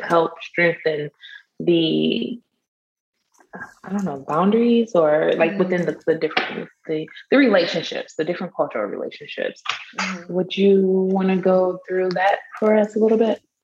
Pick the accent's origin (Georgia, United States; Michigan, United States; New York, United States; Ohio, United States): Michigan, United States; now in Texas, United States; I'm from, I'm, i live in Texas, but I'm from Michigan.